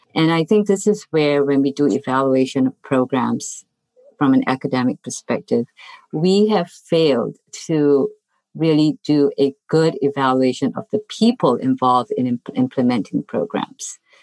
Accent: Singapore; moved away as an adult; also born or lived in Iowa; now in United States; originally I come from Singapore and I came here really to study public health

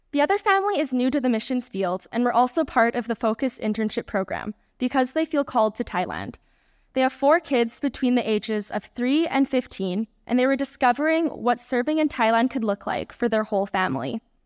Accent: Canada; my home country of Canada

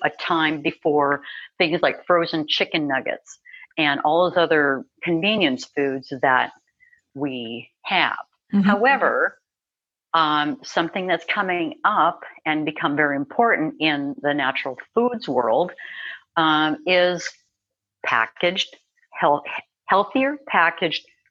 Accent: Minnesota, United States; I grew up in Minnesota. I grew up with steak and potatoes and mm-hmm. cheese and all that good Midwestern food

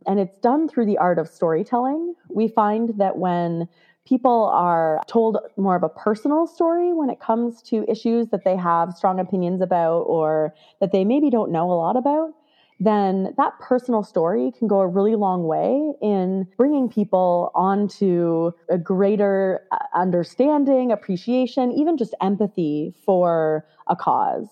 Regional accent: Canada; I grew up in Canada

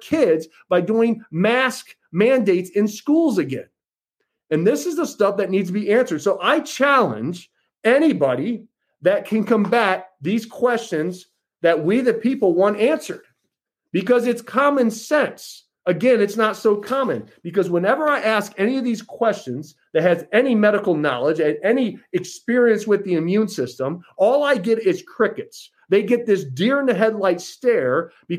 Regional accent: United States; as an American

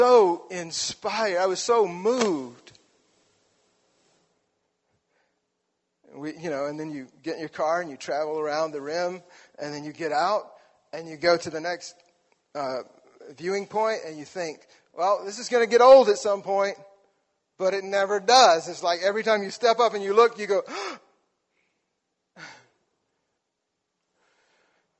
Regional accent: South Alabama, United States; moved away; I grew up in South Alabama, which means we did not have hockey

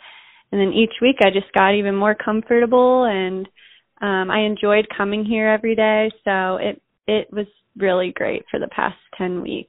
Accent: Cincinnati, Ohio, United States; moved away as an adult; now in Fayetteville, United States; But I'm originally from Cincinnati

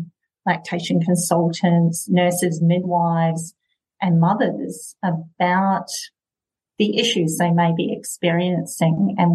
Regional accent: New Zealand; moved away as an adult; also born or lived in Dunedin, New Zealand; now in Perth, Australia; I grew up in New Zealand and I trained in Dunedin

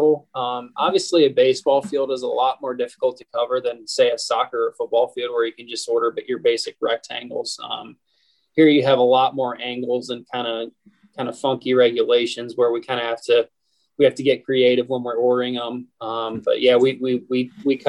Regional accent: just south of Toledo, Northwest Ohio, United States; moved away as an adult; also born or lived in New York City; now in Pittsburgh, United States; I grew up in Northwest Ohio, just south of Toledo

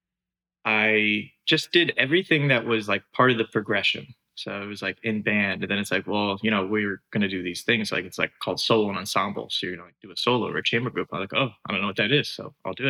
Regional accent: Fredericksburg, Virginia, United States; also born or lived in Michigan; I grew up in Fredericksburg, Virginia

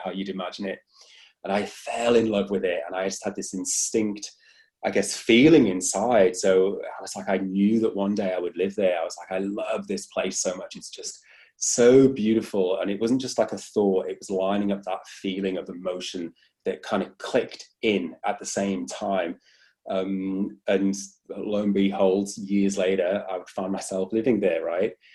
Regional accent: Wales, United Kingdom; accent: British; moved away as an adult; now in Australia

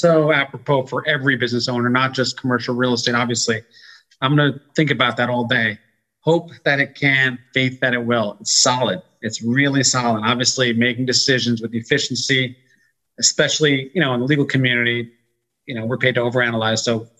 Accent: New York, United States; also born or lived in Austin, Texas; I was born in Austin, Texas, and my family moved to New York. Maybe the only person.

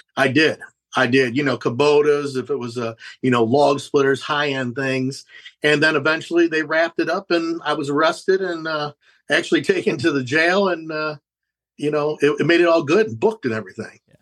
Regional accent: Fremont, Ohio, United States; i grew up in fremont ohio which is uh, northwest ohio

